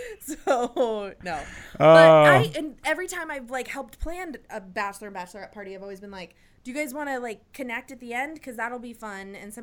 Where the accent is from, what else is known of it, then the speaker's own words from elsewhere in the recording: Boise, Idaho, United States; moved away; The destination was Boise, Idaho. It was my hometown.